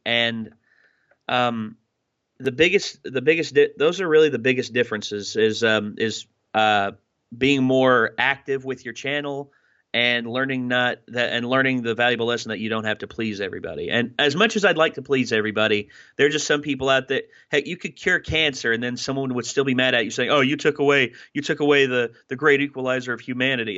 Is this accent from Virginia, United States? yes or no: yes; Wise, Virginia, United States; moved away as an adult; also born or lived in Bristol, Virginia; I started out as um, at, in Wise, Virginia, of course, my my hometown